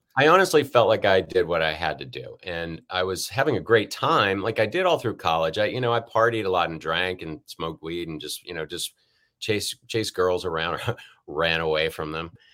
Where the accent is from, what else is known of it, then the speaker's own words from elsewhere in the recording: Richmond, Virginia, United States; moved away as an adult; also born or lived in Pontiac, Michigan / California; now in Los Angeles, United States; moved to Richmond, and that's, that's been home other than California since